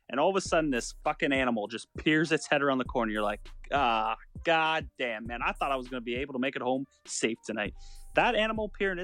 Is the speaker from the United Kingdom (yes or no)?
no; Canada; Dude, we're fucking Canadian